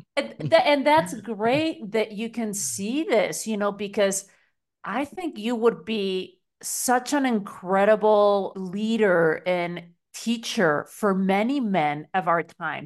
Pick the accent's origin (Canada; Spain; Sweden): Spain; moved away; growing up in Spain, you know, a very patriarchal country